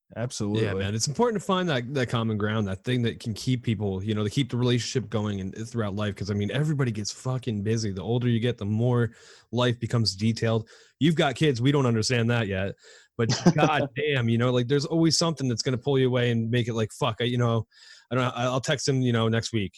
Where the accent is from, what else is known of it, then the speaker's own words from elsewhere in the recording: New York, United States; Growing up in New York